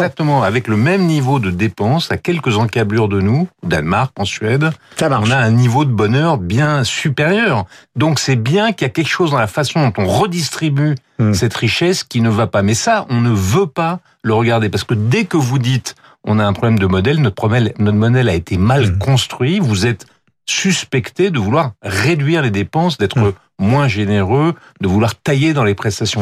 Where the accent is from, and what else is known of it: France